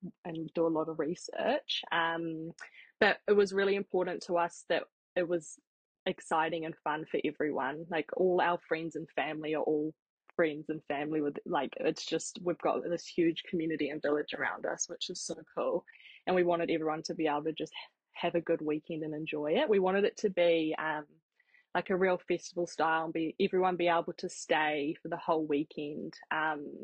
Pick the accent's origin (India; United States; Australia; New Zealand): New Zealand; Papakura, Auckland; also born or lived in Hamilton; we grew up born and bred in Papakura in South Auckland.